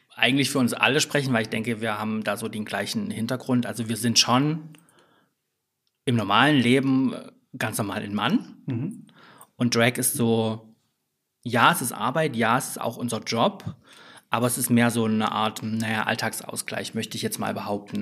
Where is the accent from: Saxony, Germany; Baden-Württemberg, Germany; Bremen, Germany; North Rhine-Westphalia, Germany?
Saxony, Germany; Leipzig area; moved away as an adult; also born or lived in Dresden / Frankfurt / Berlin; ich komme auch aus dem Leipziger Umland ursprünglich. Ähm, würde mich aber selbst als äh, Leipzigerin bezeichnen.